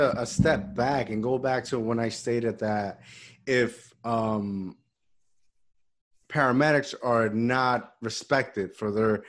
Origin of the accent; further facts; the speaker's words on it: Puerto Rico; moved away; last year I went back to Puerto Rico after like 10 years and I visit my hometown school, elementary.